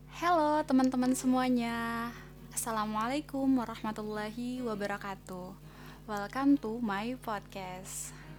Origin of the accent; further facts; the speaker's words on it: Fakfak, West Papua, Indonesia; moved away as an adult; also born or lived in Ambon; now in Yogyakarta, Indonesia; Lahir di Ambon tahun sembilan puluh delapan. Kalau ditanya umurnya sekarang udah dua puluh dua tahun, otownya dua puluh tiga tahun. Besar di Fakfak, Provinsi Papua Barat